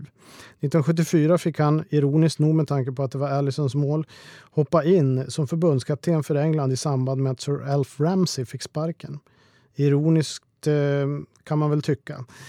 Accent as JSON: {"language": "Swedish", "country": "Sweden", "said": "hemma i Sverige"}